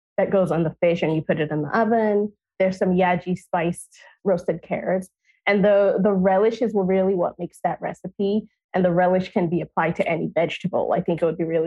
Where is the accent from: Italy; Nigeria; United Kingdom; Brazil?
Nigeria; now in United States; growing up in Nigeria